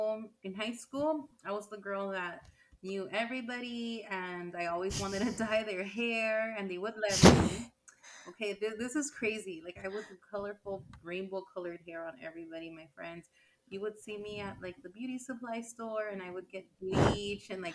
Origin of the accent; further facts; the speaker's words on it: Los Angeles, California, United States; also born or lived in San Francisco, California; I was born in the like really nice, I feel like a really Mexican neighborhood in Huntington Park, California